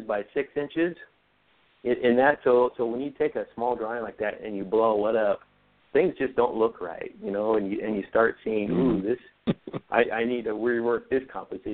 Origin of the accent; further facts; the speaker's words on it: Oregon, United States; now in Southern California, United States; I travel up to Oregon, back to my home state a lot.